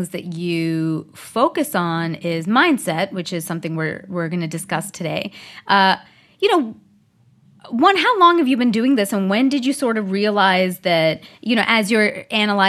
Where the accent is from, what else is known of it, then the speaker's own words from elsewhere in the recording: Canada; now in Southern California, United States; I'm from Canada